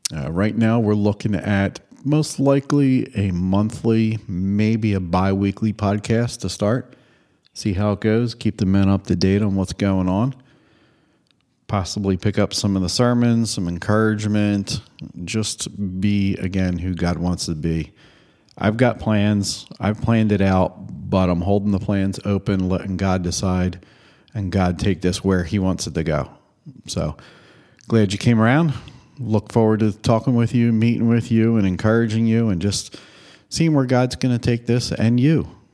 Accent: Hatboro, Pennsylvania, United States; I have been born and raised in the Hapro area, Upper Moreland section of Hapro, actually.

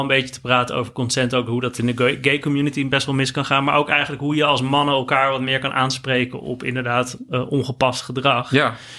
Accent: Netherlands; heb ik mezelf altijd als een, als een Nederlander gezien

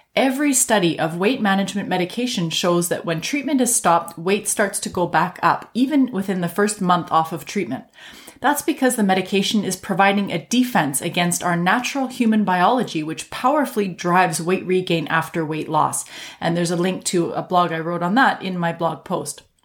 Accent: Canada; I'm a Canadian physician

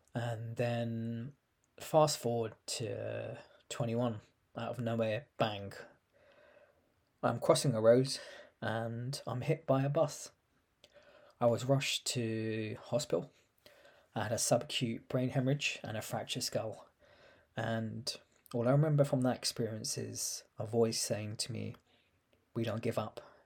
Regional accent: London, United Kingdom; I was born in London in nineteen eighty seven

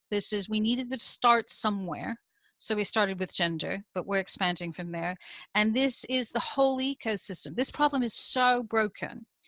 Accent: United States; now in United Kingdom; you can hear from my accent. I'm originally from the US, I now live in the UK

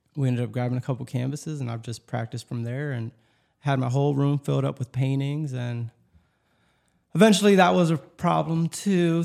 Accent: Lancaster, Pennsylvania, United States; also born or lived in Elizabethtown, Pennsylvania; I'm originally from Lancaster

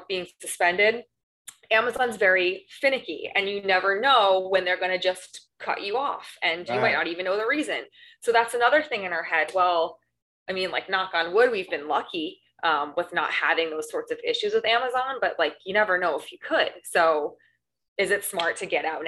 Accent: New York, United States; now in Long Beach, United States; I'm originally from New York, moved to Los Angeles for the beaches and the weather

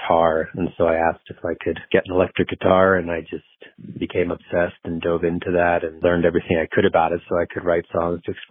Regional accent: Boulder, Colorado, United States; also born or lived in Austin, Texas; born and raised mostly in the Boulder area. I was born in Austin, Texas, moved here when I was little

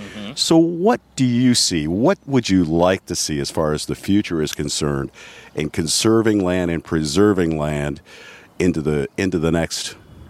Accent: Cleveland, Ohio, United States; now in Allen County, Ohio, United States; I'm from Cleveland, born and raised.

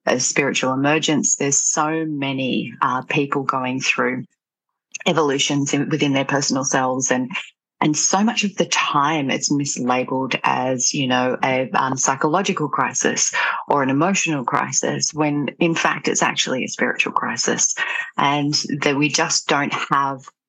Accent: Australia; landed back in my hometown

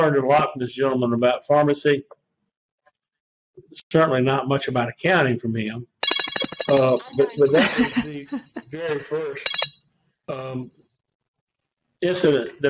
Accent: Raleigh, North Carolina, United States; also born or lived in Blacksburg, Virginia; now in Edenton, United States; came back to my hometown of Raleigh, where I grew up

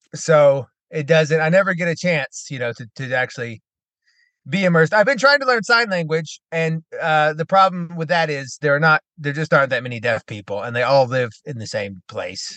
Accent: United States; as an American

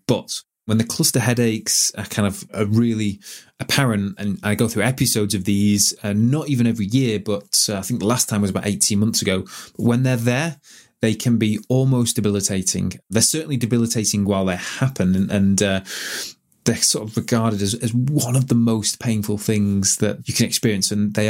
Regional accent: Manchester, North West England, United Kingdom; when you're from Manchester and you grew up in Manchester and all that was happening, that was a really exciting time to be in Manchester.

